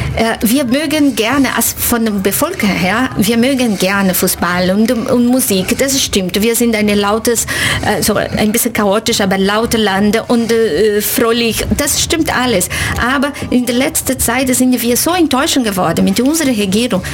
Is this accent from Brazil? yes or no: yes; Brazil; German is a second language; moved away as an adult; now in Ulm, Germany; Ich komme aus Brasilien und ich bin Dozentin für portugiesische Sprache in der Universität Ulm. Lebe hier seit uh, ungefähr zehn Jahren